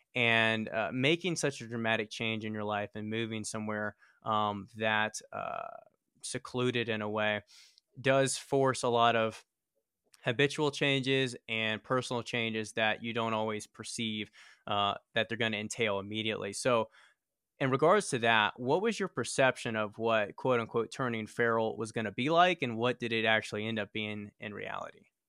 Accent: Richmond, Virginia, United States; moved away as an adult; now in Colorado Springs, United States; we were born and raised in Richmond, Virginia

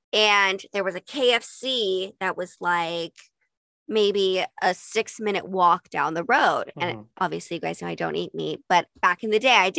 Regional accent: Utah, United States; and growing up in Utah, I never got that.

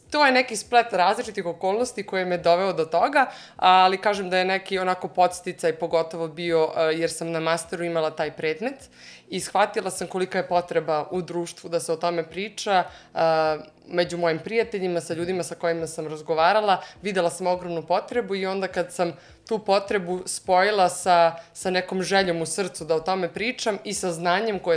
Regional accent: Jagodina, Šumadija and Western Serbia, Serbia; moved away as an adult; now in Germany; imam 28 godina, dolazim iz Jagodine, a, ali evo već a, e, tri, skoro četiri godine živim u Nemačkoj

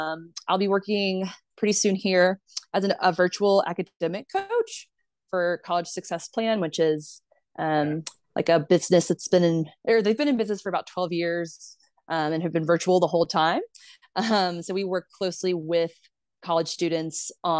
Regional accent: Mobile, Alabama, United States; I am from Mobile, Alabama. Like I grew up in the deep South

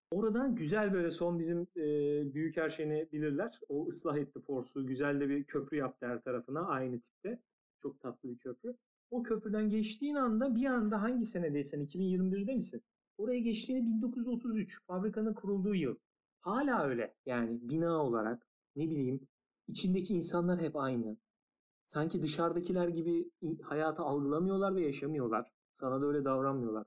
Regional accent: Eskişehir, Turkey; 8 yaşında Eskişehir'de bola başladım

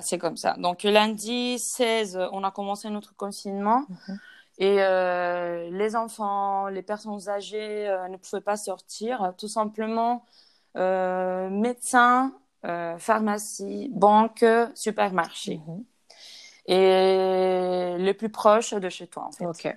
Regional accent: Spain; French is a second language; also born or lived in Cergy, France; je suis espagnole

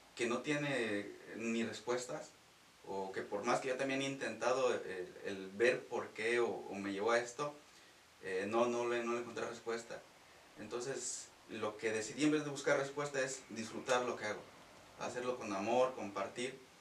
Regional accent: Ojo de Agua de Ballesteros, Guanajuato, Mexico; moved away; soy de Guanajuato. nací en oh. un, bueno, un pueblo que se llama Ojo de Agua de Ballesteros, oh. cercano de Salvatierra.

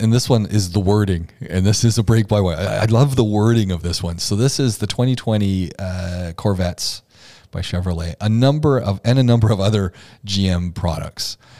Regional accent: Oshawa, Ontario, Canada; born or raised there

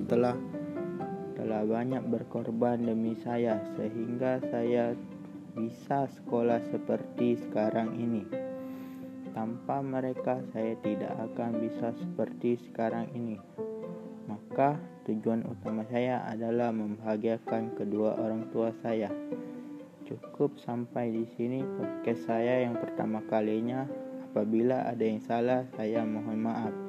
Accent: Palembang, South Sumatra, Indonesia; Dan saya berasal dari Sumatera Selatan Tepatnya di kota Palembang

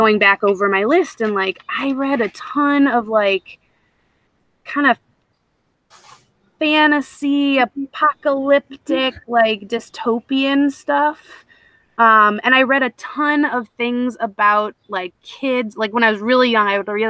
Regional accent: Petoskey, Michigan, United States; moved away; I grew up in Northern Michigan, in this, like, very idyllic little bubble of Petoskey area

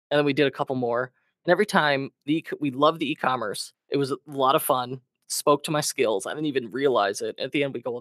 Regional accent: Chicago, Illinois, United States; born and raised Chicago, always in the Midwest. I grew up in the Northwest suburbs

